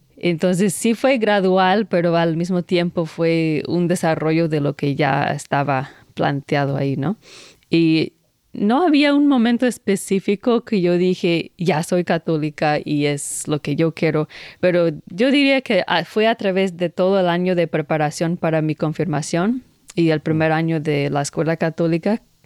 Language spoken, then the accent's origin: Spanish; Maine, United States; Spanish is a second language; yo nací en el noreste de los Estados Unidos, en un, un estado que se llama Maine.